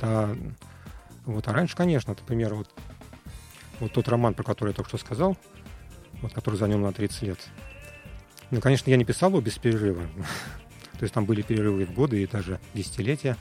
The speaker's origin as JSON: {"language": "Russian", "region": "Moscow", "country": "Russia", "tie": "born or raised there", "said": "Я родился в Москве, в интеллигентной семье."}